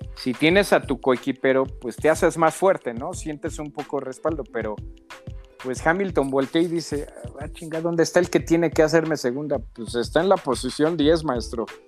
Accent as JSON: {"language": "Spanish", "country": "Mexico", "said": "Somos mexicanos"}